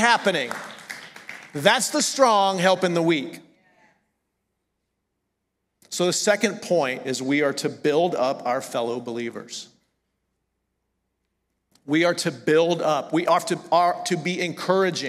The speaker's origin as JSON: {"language": "English", "region": "the South", "country": "United States", "accent": "southern", "moved": "as an adult", "said": "I'm from the South."}